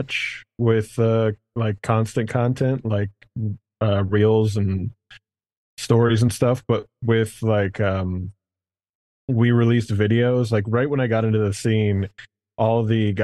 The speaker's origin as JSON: {"language": "English", "town": "Cincinnati", "region": "Ohio", "country": "United States", "tie": "born or raised there", "also_born_or_lived": "Chicago", "moved": "yes", "lives_now": "Michigan, United States", "said": "I was born here. I grew up in Cincinnati, which is where I started. And then I moved from Cincy to Chicago and then here."}